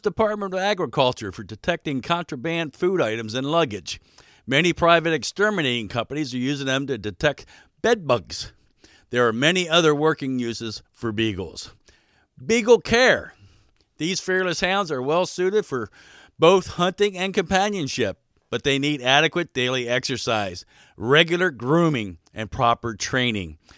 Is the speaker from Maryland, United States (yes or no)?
yes; Baltimore, Maryland, United States; moved away as an adult; also born or lived in Alaska; now in Wasilla, United States; I was raised in Baltimore, Maryland